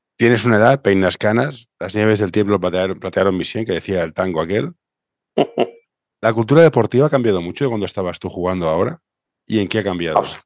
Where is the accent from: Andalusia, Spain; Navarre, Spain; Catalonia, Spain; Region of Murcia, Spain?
Catalonia, Spain; Barcelona; Yo soy de Barcelona